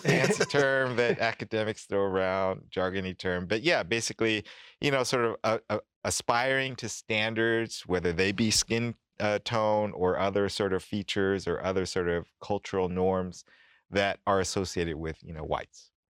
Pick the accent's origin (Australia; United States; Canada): United States; Oakland, California; moved away as an adult; also born or lived in New York City; now in Utah, United States; I'm not from Utah, I'm from Oakland originally, that's where I grew up